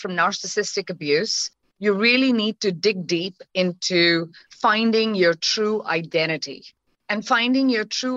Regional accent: India; moved away; So I'm Indian by origin, right? And as a woman or as a girl child growing up in the country

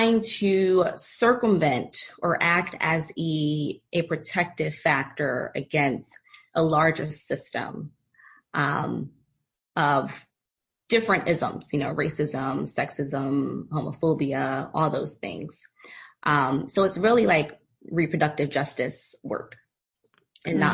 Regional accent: Philadelphia, Pennsylvania, United States; moved away; also born or lived in San Diego; I recently relocated back to my hometown, Philadelphia

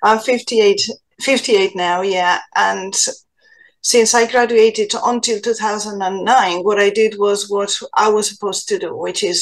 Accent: Spain; now in Ireland; I am from Spain originally

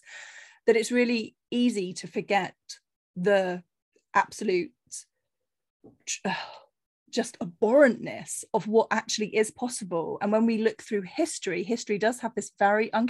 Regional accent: Cornish fishing village, South West England, United Kingdom; moved away; I grew up on a very sheltered Cornish fishing village, you know, there was very little diversity at all in my hometown. So I was very keen to move out

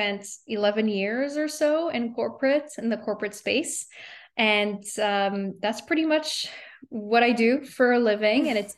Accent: Montreal, Quebec, Canada; moved away as an adult; also born or lived in New York City; now in United States; I'm from Montreal.

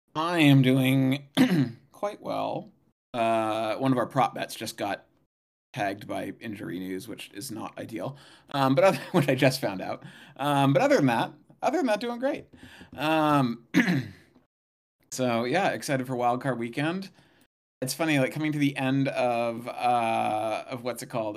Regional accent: Santa Barbara, California, United States; moved away; I grew up in Santa Barbara, though, in Southern California.

